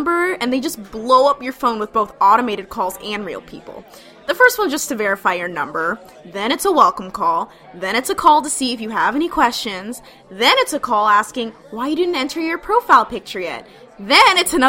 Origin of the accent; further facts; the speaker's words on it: California, United States; A family friend I grew up with in California met her husband on Shaadi.